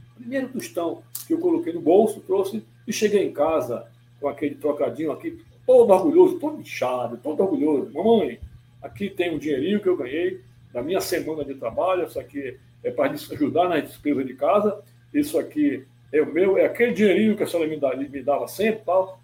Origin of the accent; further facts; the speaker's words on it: Manaus, Amazonas, Brazil; eu sou manauara de nascimento